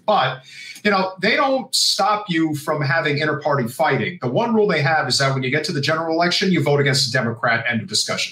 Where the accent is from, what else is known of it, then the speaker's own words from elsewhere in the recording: New Jersey, United States; my home state of New Jersey